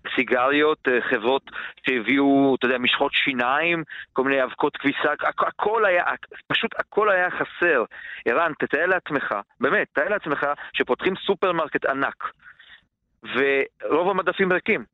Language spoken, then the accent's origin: Hebrew; Baia Mare, Maramureș County, Romania; moved away; בעיר שבה אני גדלתי, בבעיימר